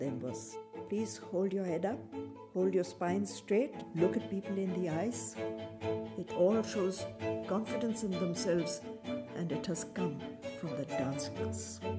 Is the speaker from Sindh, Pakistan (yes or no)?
no; Lahore, Punjab, Pakistan; born there; I was born in Lahore from a Bengali family which had been Christian for 3 or 4 generations.